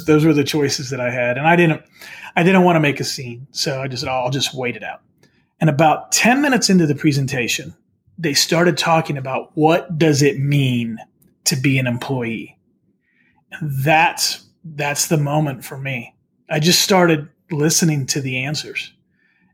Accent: West Virginia, United States; moved away; also born or lived in St. Louis, Missouri; I grew up in West Virginia.

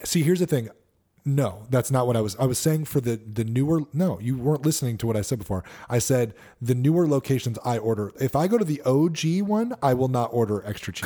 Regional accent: Connecticut, United States; I grew up in Connecticut

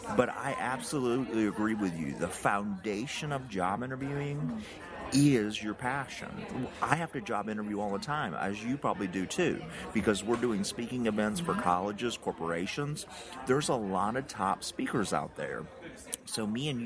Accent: United States; accent: Tennessee, Georgia mixture; country; As you can tell by my accent, I'm country

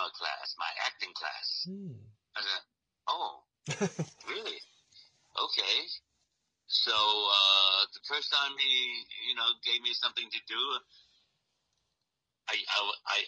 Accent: Houston, Texas, United States; I grew up in Houston, Texas

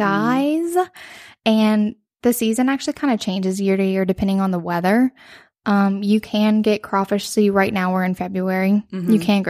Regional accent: Cajun country, Louisiana, United States; we are from Cajun country.

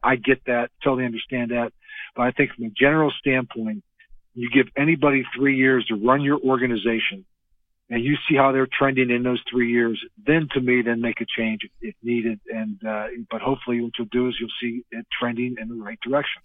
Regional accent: Western Pennsylvania, United States; growing up in Western Pennsylvania

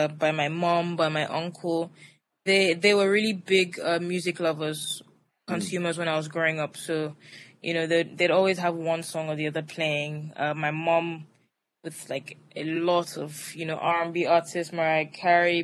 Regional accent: Lagos, Nigeria; also born or lived in Atlanta; I grew up in Lagos, Nigeria. I went to school here, primary through secondary education

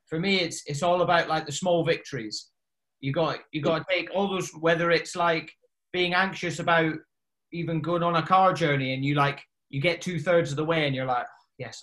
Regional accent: the Highlands, Scotland, United Kingdom; moved away as an adult; I grew up in the Highlands

